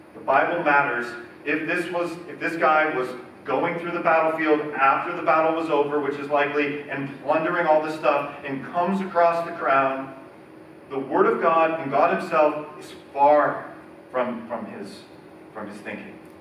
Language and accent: English; United States; we, Americans